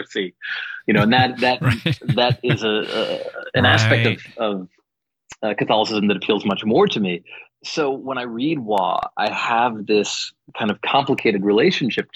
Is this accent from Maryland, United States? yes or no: no; White Plains, New York, United States; White Plains, New York is where I grew up